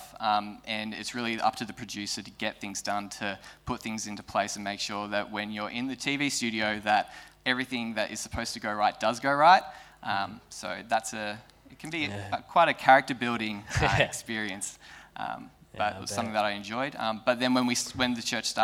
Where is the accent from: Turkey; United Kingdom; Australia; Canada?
Australia; Geelong, Victoria; also born or lived in northern New South Wales; now in Melbourne, Australia; Originally I'm from Geelong